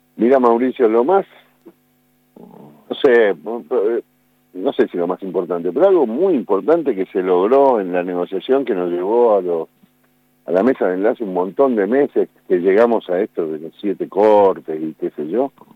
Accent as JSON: {"language": "Spanish", "town": "Buenos Aires", "country": "Argentina", "tie": "born or raised there", "also_born_or_lived": "Olavarría / Espigas", "said": "Nací en Buenos Aires, pero tuve mucho en Olavarría, mucho, mucho, porque mi, familia tenía un campo ahí en la zona de Espigas"}